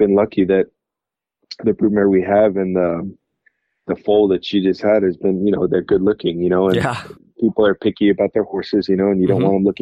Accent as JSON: {"language": "English", "region": "Utah", "country": "United States", "tie": "born or raised there", "moved": "as an adult", "said": "growing up in Utah, we'd love to be back in Utah"}